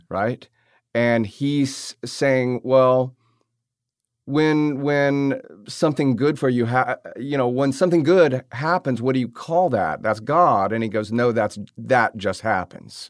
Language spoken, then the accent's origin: English; the South, United States; growing up in the South around these type of characters